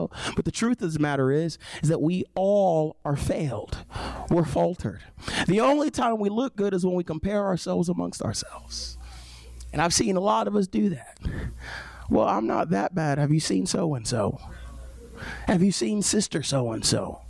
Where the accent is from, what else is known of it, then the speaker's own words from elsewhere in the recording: United States; moved away; I lived in New York for a little bit, and every once in a while we'd go to the city, and we grew up 45 minutes outside of Manhattan